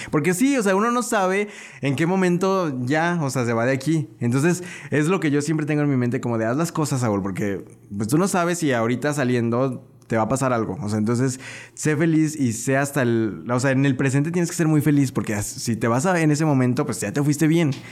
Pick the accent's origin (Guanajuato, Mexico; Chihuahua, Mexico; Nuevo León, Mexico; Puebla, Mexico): Guanajuato, Mexico; León; yo soy de acá del pueblo